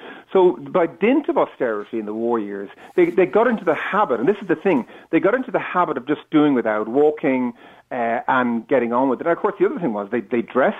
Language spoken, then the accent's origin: English; Dublin, Leinster, Ireland; I grew up in Dublin, in the 60s and 70s.